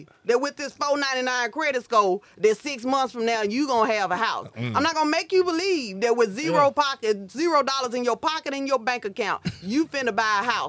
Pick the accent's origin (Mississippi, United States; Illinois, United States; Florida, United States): Mississippi, United States; Grenada; moved away; Y'all know I cover Grenada and I come down here because it's my hometown.